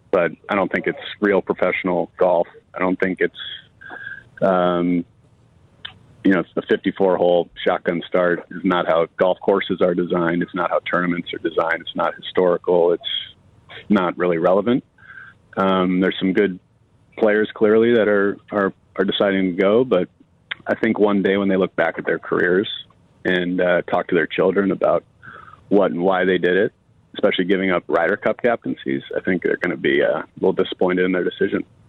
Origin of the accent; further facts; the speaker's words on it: Chicago, Illinois, United States; moved away as an adult; now in Arizona, United States; we had a blast growing up in the Michael Jordan era.